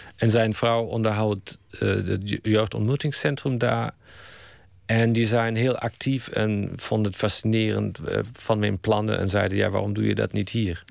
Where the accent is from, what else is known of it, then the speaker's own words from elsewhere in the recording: Germany; Dutch is a second language; moved away as an adult; now in Netherlands; ik blijf Duits. Ik kijk met een Duitse bril